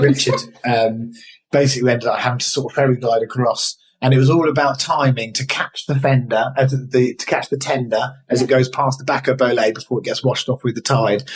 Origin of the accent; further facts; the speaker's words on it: Eastbourne, South East England, United Kingdom; I'm from Eastbourne